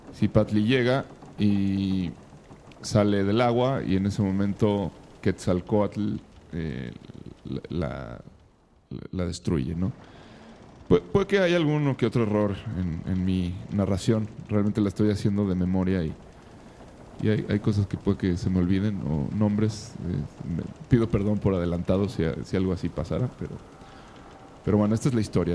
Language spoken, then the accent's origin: Spanish; Mexico; somos los mexicanos